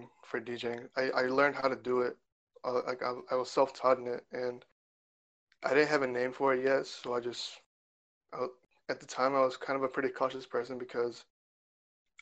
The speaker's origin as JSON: {"language": "English", "town": "Chicago", "region": "Illinois", "country": "United States", "tie": "born or raised there", "said": "I was born and raised in Chicago."}